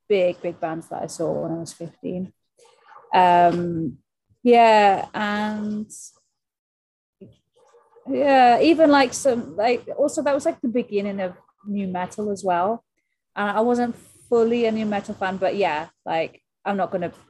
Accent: Wales, United Kingdom; South Wales, yeah. So we would we were just just as so the big venue for us was Newport.

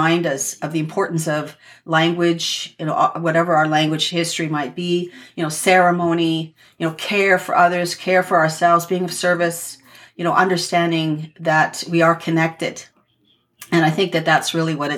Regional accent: southern central Ontario, Canada; I'm from the Chippewas of Georgina Island First Nation, which is in southern central Ontario

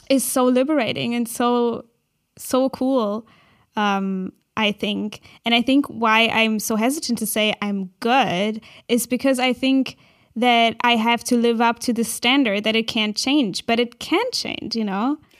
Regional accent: Berlin, Germany; I'm from Berlin

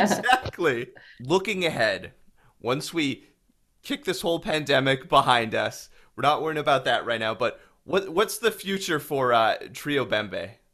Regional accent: Winkler, Manitoba, Canada; I'm from Winkler

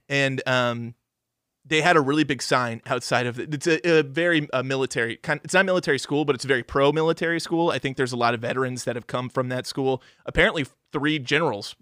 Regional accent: Missouri, United States; growing up in Missouri

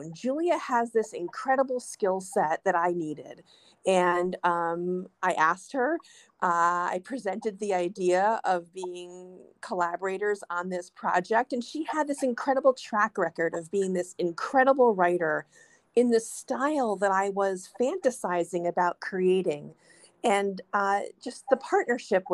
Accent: New York City, New York, United States; I am a New Yorker. That is where I was born. It's where I live.

